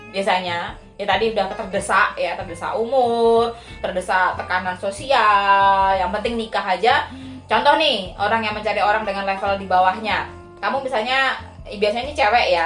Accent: Java, Indonesia; karena kebetulan aku orang Jawa ya makanya kalau di Jawa tuh ada bibit bobot bebet

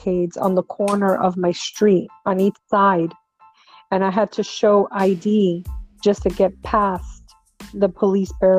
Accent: New York City, New York, United States; moved away; I'm originally from New York. I grew up in Brooklyn.

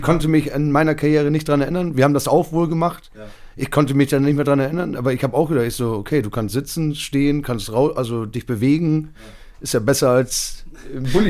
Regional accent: Bramsche, Lower Saxony, Germany; Ich bin hier, ich, das ist meine Heimat

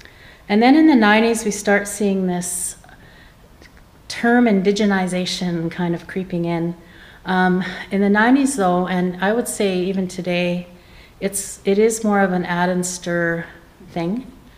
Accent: Opaskwayak Cree Nation, Manitoba, Canada; I'm from the Apaskwayat Cree Nation

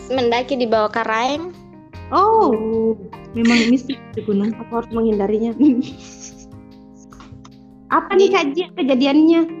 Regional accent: Malino, South Sulawesi, Indonesia; Tapi fun nya kampung saya itu adalah kampung berkabut so guys.

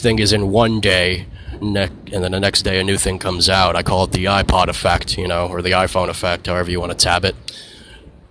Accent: United States; as an American nation

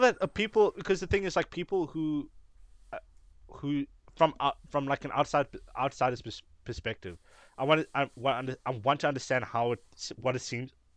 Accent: Cape Town, Western Cape, South Africa; we are people from Cape Town

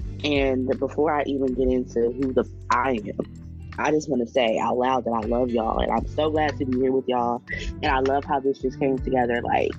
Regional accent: Chesapeake region, United States; I'm a hoodoo from the Chesapeake region, so the Virginia, North Carolina area.

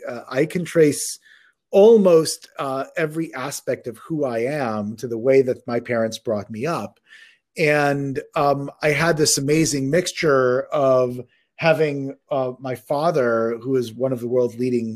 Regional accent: Israel; born there; I was born in Israel. My parents learned or did their education in the Israeli educational system.

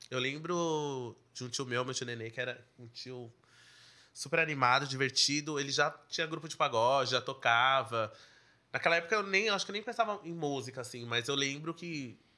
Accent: São Paulo, Brazil; Então, eu sou, eu sou nascido no Ipiranga da Zona Sul, minha família inteira era de lá. E aí eu, minha mãe fala que eu nasci, não deu. Logo que eu nasci, a gente veio, foi pra, veio pra Zona Leste de São Paulo.

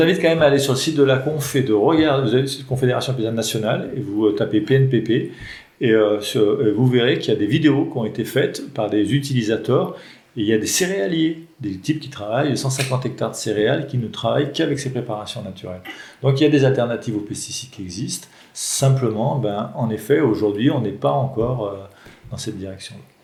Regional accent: Mornant, Auvergne-Rhône-Alpes, France; Uniferme à Mornan. C'est mon village natal

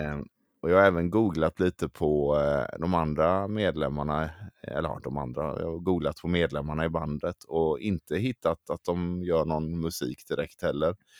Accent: Gothenburg, Västra Götaland, Sweden; jag är från Göteborg

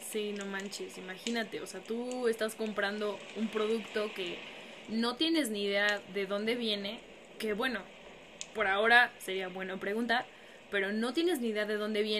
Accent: Chimaltenango, Guatemala; Soy de Guatemala, de un pueblo del departamento de Chimaltenango.

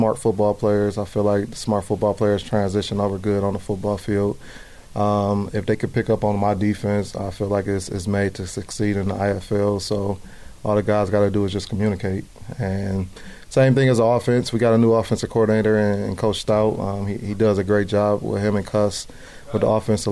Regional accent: Cleveland, Ohio, United States; I'm from Cleveland, so anything's going on in Cleveland, I like to do those activities

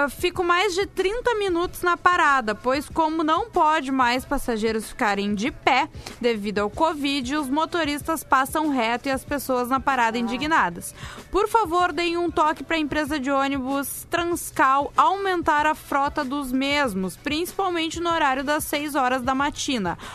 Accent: Osório, Rio Grande do Sul, Brazil; Porque eu sou de Osório

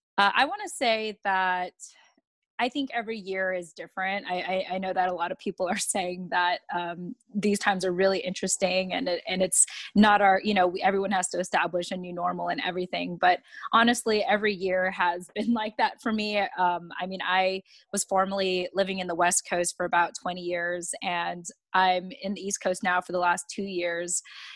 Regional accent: Yokosuka, Kanagawa, Japan; born there; And I was born in Japan in the naval base, Yokosuka Naval Base specifically, and as an American.

